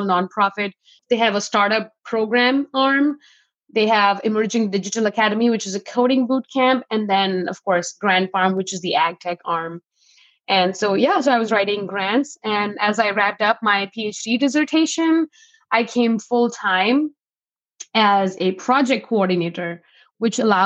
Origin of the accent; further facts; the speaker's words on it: New Delhi, Delhi, India; moved away as an adult; now in Fargo, United States; I'm originally from New Delhi, India. I came to North Dakota for a school.